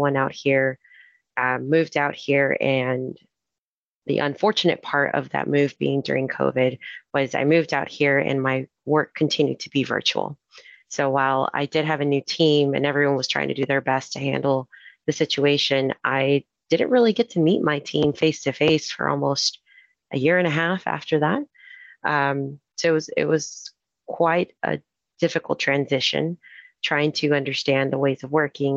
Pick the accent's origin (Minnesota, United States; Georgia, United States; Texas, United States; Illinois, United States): Texas, United States; Houston; moved away as an adult; now in Anaheim, United States; I'm originally from Houston